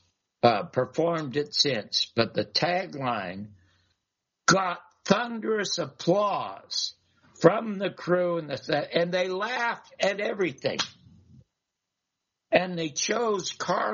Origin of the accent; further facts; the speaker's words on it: Canada; moved away; I was just from Canada, and I'm just an ordinary wasp